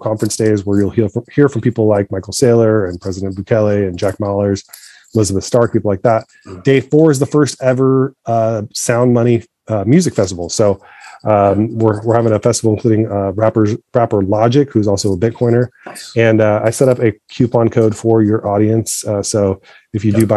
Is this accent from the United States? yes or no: no; Egypt; moved away; I'm from Egypt originally